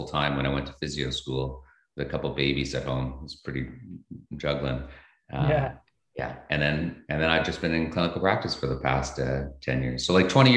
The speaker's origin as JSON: {"language": "English", "town": "Thunder Bay", "region": "Ontario", "country": "Canada", "tie": "born or raised there", "said": "I grew up in Thunder Bay"}